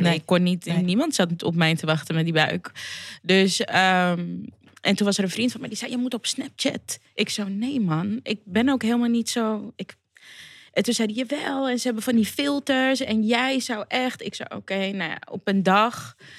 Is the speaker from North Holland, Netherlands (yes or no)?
yes; Amsterdam, North Holland, Netherlands; Ik ben gewoon cement uit Amsterdam Zuidoost.